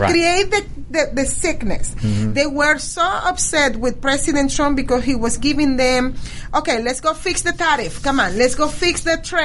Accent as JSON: {"language": "English", "country": "Venezuela", "moved": "yes", "said": "I am original from Venezuela"}